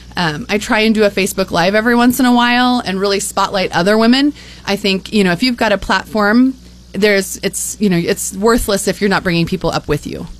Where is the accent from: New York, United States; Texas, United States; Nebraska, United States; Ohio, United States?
Nebraska, United States; Grand Island; also born or lived in Shelton, Nebraska / Colorado; born and raised in Nebraska